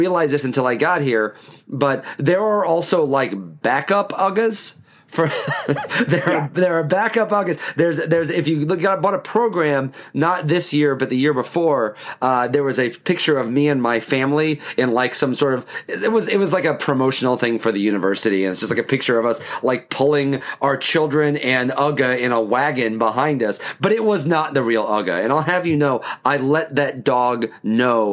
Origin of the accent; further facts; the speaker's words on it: Midwest, United States; moved away; I'm a Midwesterner originally